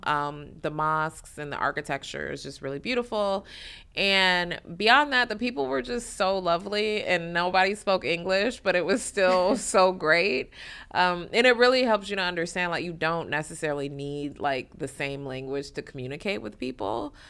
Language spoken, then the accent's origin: English; Detroit, Michigan, United States; moved away as an adult; also born or lived in New York; I'm born and raised in Detroit